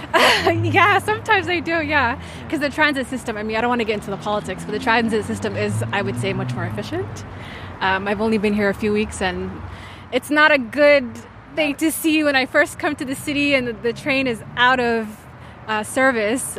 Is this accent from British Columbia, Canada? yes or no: no; Toronto, Ontario, Canada; moved away as an adult; now in Ottawa, Canada; I'm originally from Toronto